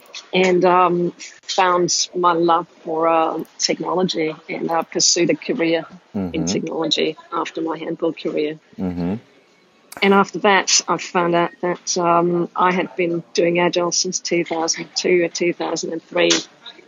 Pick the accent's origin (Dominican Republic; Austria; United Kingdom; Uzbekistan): Austria; English is a second language; moved away as an adult; also born or lived in Denmark; So maybe if I just explain why my accent is all over the place and how sure. I got to be a gadget junkie with a weird accent. I grew up in Austria and spent the first half of my life as a professional athlete playing handball.